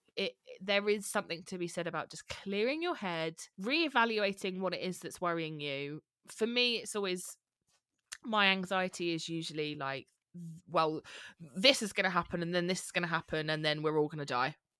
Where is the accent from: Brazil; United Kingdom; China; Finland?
United Kingdom; Bromley, London; moved away as an adult; now in Leigh-on-Sea, United Kingdom; I'm from Bromley, where you are